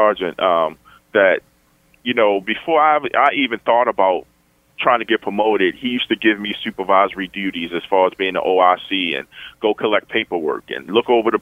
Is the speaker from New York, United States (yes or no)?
no; Baltimore, Maryland, United States; cops that I grew up with in the Western District, I knew their names